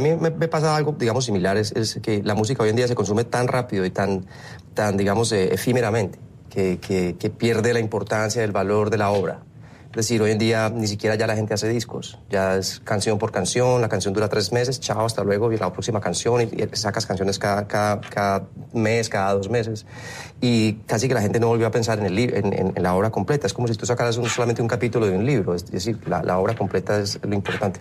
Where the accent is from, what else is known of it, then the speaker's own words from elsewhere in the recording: Colombia; moved away as an adult; now in Miami, United States; como latino, como colombiano, viviendo aquí hace ya 13 años